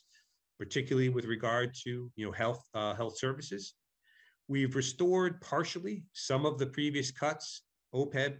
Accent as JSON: {"language": "English", "region": "Connecticut", "country": "United States", "moved": "yes", "lives_now": "Massachusetts, United States", "said": "I'm from Connecticut originally"}